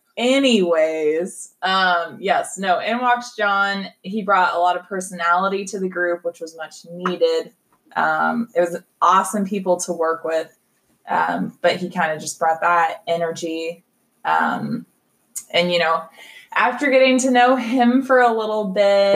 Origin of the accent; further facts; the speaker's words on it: Kansas City, Kansas, United States; I'm a Kansas City girl. No, um, born and raised here